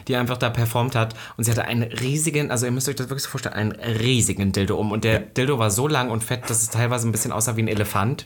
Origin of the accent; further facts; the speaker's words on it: Halle, Saxony-Anhalt, Germany; moved away; wo ich herkomme, in Halle